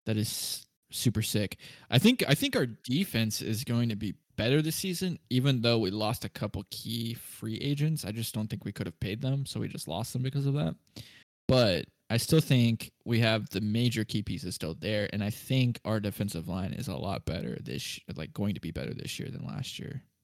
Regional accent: Kansas City, Missouri, United States; we're from the Kansas City area, so we cheer on uh, Kansas City Chiefs

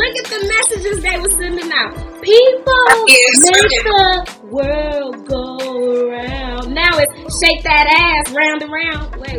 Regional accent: California, United States; I'm from California.

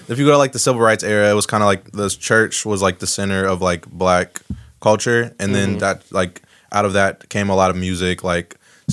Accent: West Chester, Ohio, United States; Yeah, lived in the same house like my whole life. In Westchester, actually.

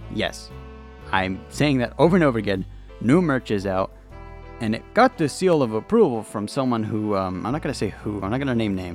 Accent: California, United States; I'm from California, where it's always fucking hot

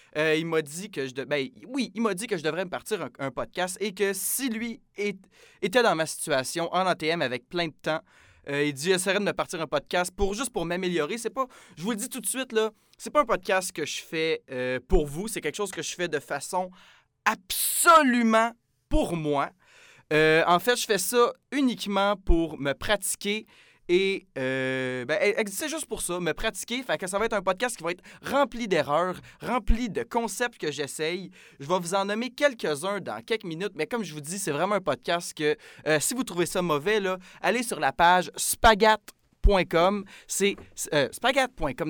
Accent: Saint-Jean-sur-Richelieu, Quebec, Canada; moved away as an adult; now in Jonquière, Canada; je viens de Saint-Jean-sur-Richelieu. Euh, un petit endroit proche de Montréal. Donc, euh, ben, moi, je suis venu ici pour mes études.

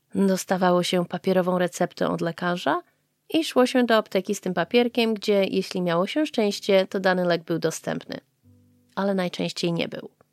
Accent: Poland; now in Japan; To moje korzenie są z Polski. Moja rodzina jest z Polski

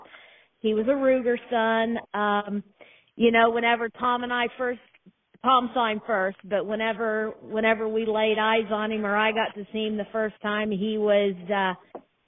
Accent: Norman, Indiana, United States; We're from Norman, Indiana

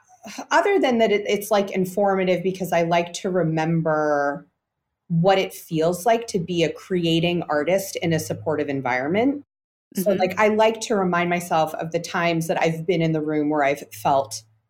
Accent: New York, United States; I grew up in New York, yeah.

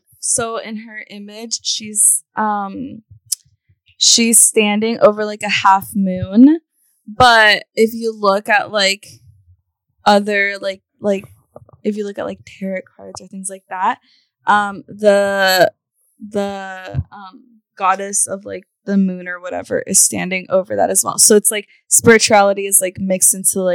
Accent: Veracruz, Mexico; I am from Veracruz.

